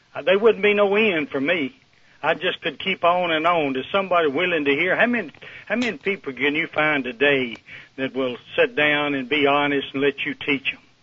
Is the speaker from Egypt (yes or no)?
yes; Egypt; moved away as an adult; now in United States; I came from Egypt to U.S.